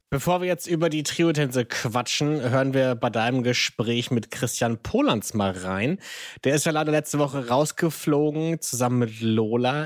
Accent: Hamburg, Germany; ich bin Hamburger

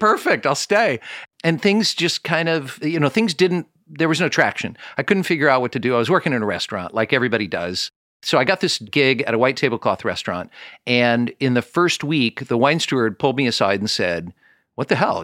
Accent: Kansas City, Missouri, United States; I'm from Kansas City

